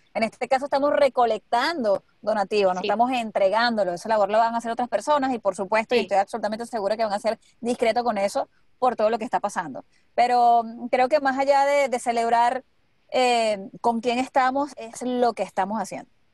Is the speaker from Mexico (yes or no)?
no; Maracay, Aragua, Venezuela; moved away as an adult; now in United States; cuando yo recién llegué aquí, era difícil conseguirme gente de Maracay